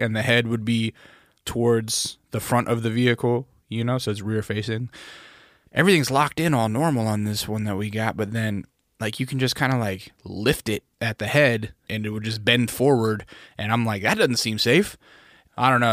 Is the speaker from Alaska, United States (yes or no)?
yes; Alaska, United States; growing up in Alaska, we had BB gun fights